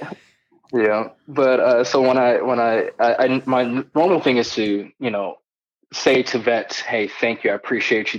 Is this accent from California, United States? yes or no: yes; Southern California, United States; moved away as an adult; I was born and raised in Southern California. Uh, lived there for about 18 years of my life, and then I joined the military